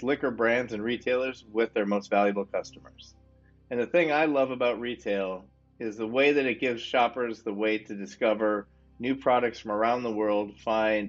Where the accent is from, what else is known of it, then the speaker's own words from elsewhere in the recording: Wisconsin, United States; also born or lived in Boston / New York / Pittsburgh / Washington, D.C.; now in Chapel Hill, United States; I'm from Wisconsin originally